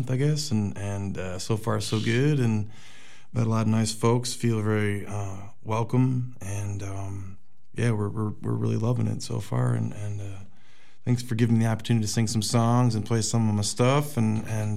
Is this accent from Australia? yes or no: no; just outside of Chicago, Illinois, United States; I grew up just outside of Chicago.